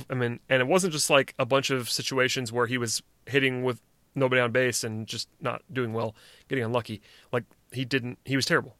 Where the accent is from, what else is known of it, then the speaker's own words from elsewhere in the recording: Gwinnett County, Georgia, United States; I'm from Gwinnett County and I watched Brian McCann play in high school. And I went to high school with Jeff Francoeur